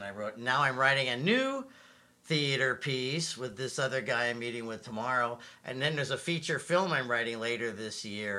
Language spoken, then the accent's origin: English; Santa Clarita, California, United States; My parents moved there. I was in junior high. 8th grade.